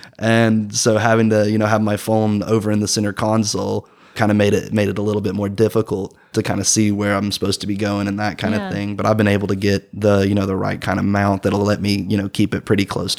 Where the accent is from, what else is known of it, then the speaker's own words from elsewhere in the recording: Rome, Georgia, United States; I'm originally from Rome, Georgia. And, you know, there's not a lot of street lights in Rome. It's kind of rural.